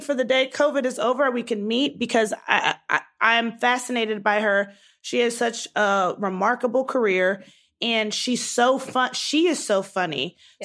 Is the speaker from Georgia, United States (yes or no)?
no; Baltimore, Maryland, United States; moved away as an adult; also born or lived in Nigeria (ancestry); I was born and raised in Baltimore